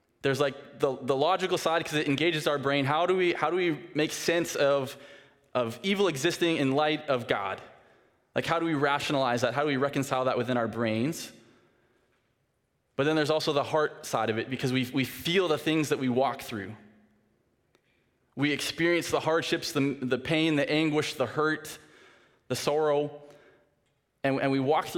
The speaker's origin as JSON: {"language": "English", "town": "Saskatoon", "region": "Saskatchewan", "country": "Canada", "moved": "yes", "said": "I'm from Saskatoon. I now work at Northview. This is where I live"}